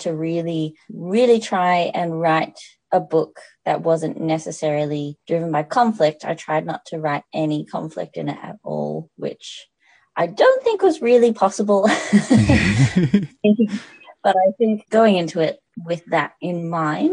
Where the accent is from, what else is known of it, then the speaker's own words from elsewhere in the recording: the Dandenongs, Victoria, Australia; I grew up in the Dandenongs, which is Wurundjeri land